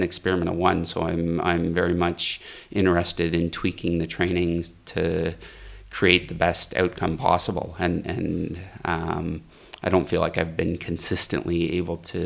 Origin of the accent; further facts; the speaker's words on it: Rossland, British Columbia, Canada; I'm from Rosland, British Columbia in Canada.